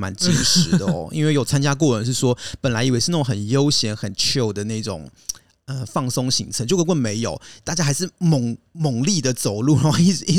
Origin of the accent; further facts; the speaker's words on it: France; 法国人嘛，我们法国人是比较自我中心一点，你知道？